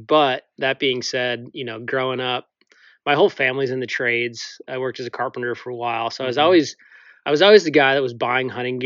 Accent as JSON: {"language": "English", "region": "Wisconsin", "country": "United States", "tie": "born or raised there", "also_born_or_lived": "Idaho", "moved": "as an adult", "said": "But I grew up in the Midwest, was born and raised in Wisconsin"}